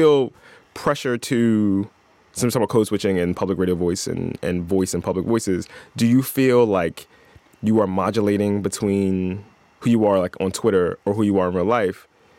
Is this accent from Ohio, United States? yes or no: no; Philadelphia, Pennsylvania, United States; I dropped my G's and stuff. I'm from South Philly.